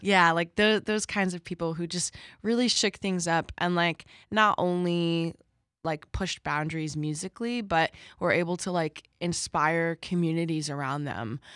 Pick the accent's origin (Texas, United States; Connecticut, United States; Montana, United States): Connecticut, United States; moved away as an adult; now in Boston, United States; I grew up in Connecticut